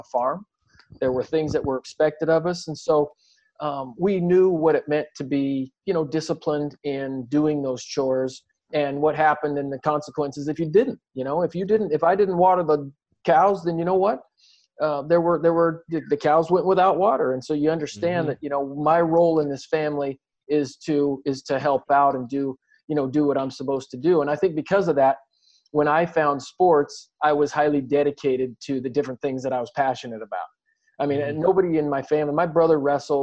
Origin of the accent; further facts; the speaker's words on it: Southern Oregon, United States; we grew up in Southern Oregon, predominantly white community